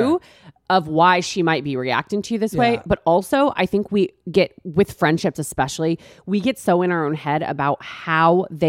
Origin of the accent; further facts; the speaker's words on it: Texas, United States; I'm from Texas, kind of all over.